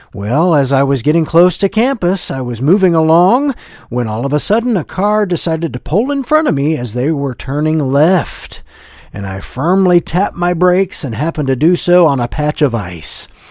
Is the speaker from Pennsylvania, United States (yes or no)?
no; Ohio, United States; growing up in Ohio